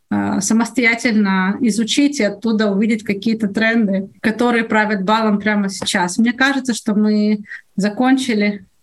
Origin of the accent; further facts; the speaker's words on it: Odesa, Odesa Oblast, Ukraine; now in Israel; Я понятия не имею, на Украине я приехала из Одессы когда-то, какой там логотип у электрической компании.